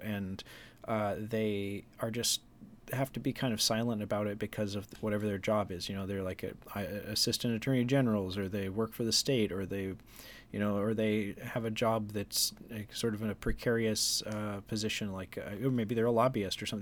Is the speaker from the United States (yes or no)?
yes; Juneau, Alaska, United States; growing up in Juneau, K High was our, like, arch rival